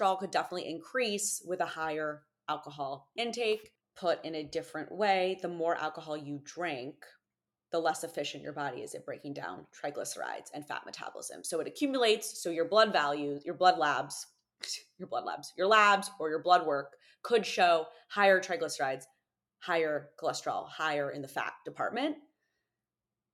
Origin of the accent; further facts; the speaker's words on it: United States; as an American